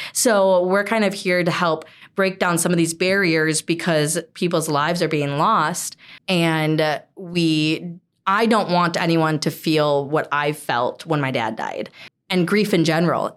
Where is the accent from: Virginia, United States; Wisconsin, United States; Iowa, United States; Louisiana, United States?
Wisconsin, United States; Hudson; born and raised in Hudson